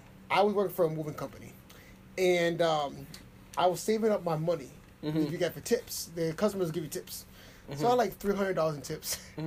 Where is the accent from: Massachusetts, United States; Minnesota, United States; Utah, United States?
Massachusetts, United States; Framingham; I grew up in Framingham since 92, I think it was. Yeah, I was out here.